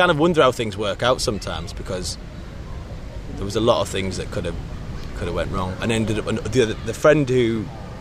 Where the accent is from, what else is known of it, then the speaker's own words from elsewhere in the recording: Middlesbrough, North East England, United Kingdom; moved away as an adult; now in London, United Kingdom; growing up in Middlesbrough